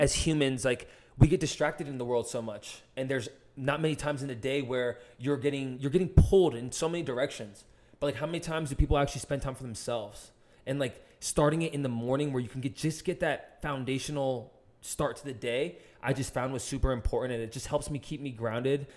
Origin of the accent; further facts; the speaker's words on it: New Jersey, United States; I was born in New Jersey